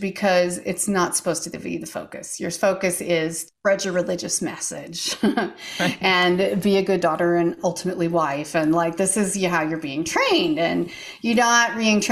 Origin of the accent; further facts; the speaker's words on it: Eastern Washington State, United States; moved away as an adult; also born or lived in Seattle area, Washington / Tennessee; I grew up way out in the middle of nowhere, literally in the wilds of Eastern Washington State, which is literally nowhere